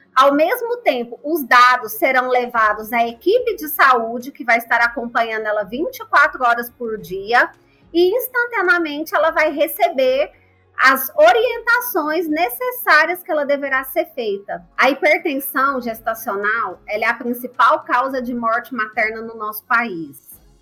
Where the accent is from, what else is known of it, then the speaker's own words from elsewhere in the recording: Goiânia, Goiás, Brazil; eu sou de Goiás, Goiânia